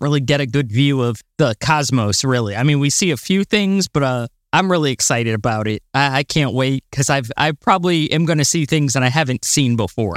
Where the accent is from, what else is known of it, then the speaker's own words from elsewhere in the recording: Florida, United States; I'm from Florida